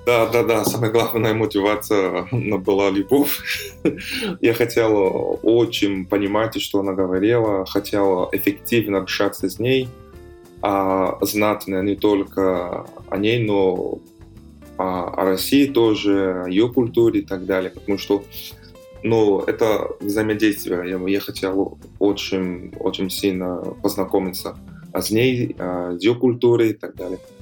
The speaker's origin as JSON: {"language": "Russian", "region": "São Paulo", "country": "Brazil", "second_language": "Russian", "moved": "as an adult", "lives_now": "Kazan, Russia", "said": "я сам из Сан-Паулу"}